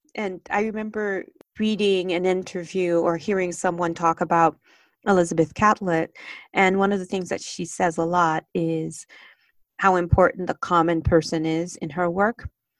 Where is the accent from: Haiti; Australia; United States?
Haiti; especially since I grew up in Haiti and knowing about if you want to, and I grew up, I should say, where we didn't have running water in our home.